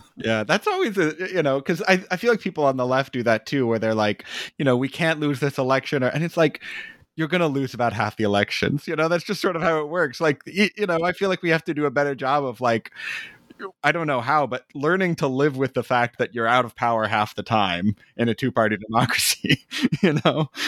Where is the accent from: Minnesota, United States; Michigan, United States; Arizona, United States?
Arizona, United States; now in Brooklyn, United States; I grew up in Arizona